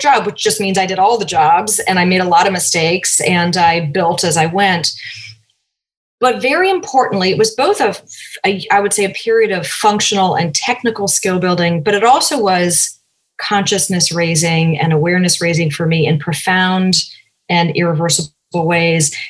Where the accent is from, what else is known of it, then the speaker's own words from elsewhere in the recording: Cambridge, Massachusetts, United States; moved away as an adult; also born or lived in south of France / Oakland, California; I grew up in Cambridge, Massachusetts.